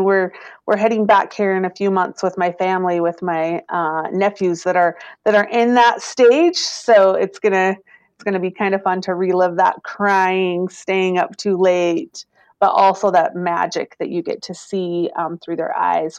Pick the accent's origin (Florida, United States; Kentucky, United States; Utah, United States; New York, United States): Utah, United States; Vernal; I am. Yep. I've been in the tourism industry all my life.